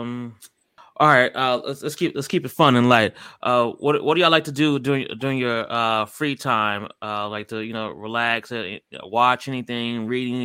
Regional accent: Akron, Ohio, United States; moved away as an adult; now in Dallas, United States; I'm actually from Akron, Ohio, but I've lived here 11 years

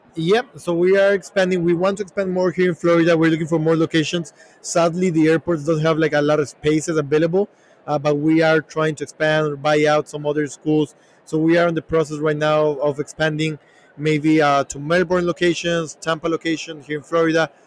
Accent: Ecuador; moved away as an adult; now in United States; we're from Ecuador

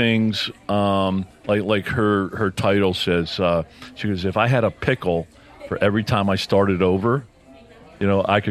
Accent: Philadelphia, Pennsylvania, United States; I'm from Philly. How you doing?

